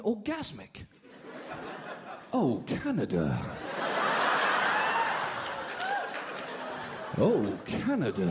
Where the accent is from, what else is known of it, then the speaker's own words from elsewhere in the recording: United Kingdom; moved away; As a British person